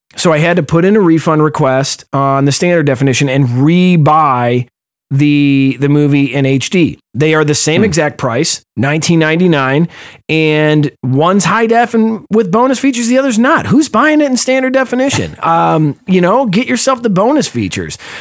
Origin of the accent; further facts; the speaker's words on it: Cleveland, Ohio, United States; I'm from Cleveland